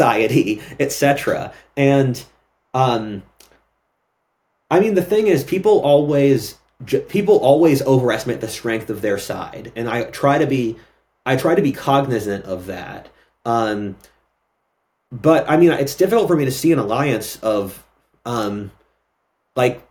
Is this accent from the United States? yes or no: yes; Philadelphia, Pennsylvania, United States; I'm from Philadelphia